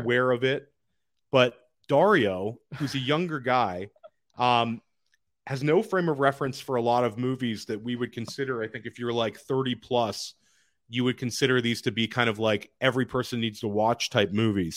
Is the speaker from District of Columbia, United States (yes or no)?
yes; Washington, District of Columbia, United States; I grew up in Washington, D C